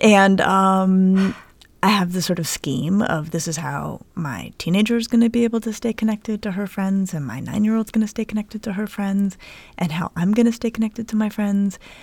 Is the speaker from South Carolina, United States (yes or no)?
no; Colorado, United States; now in Cleveland, United States; I'm from Colorado. Um, and I grew up playing in the snow